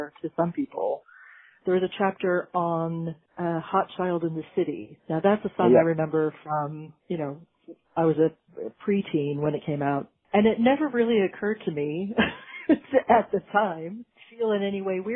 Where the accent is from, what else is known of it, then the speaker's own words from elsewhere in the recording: California, United States; also born or lived in Britain; now in United Kingdom; I'm from California originally